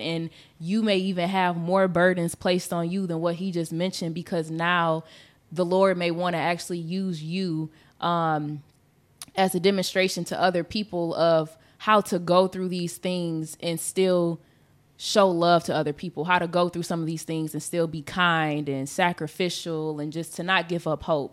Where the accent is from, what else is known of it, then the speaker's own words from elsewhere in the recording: Michigan, United States; we from, we're from Michigan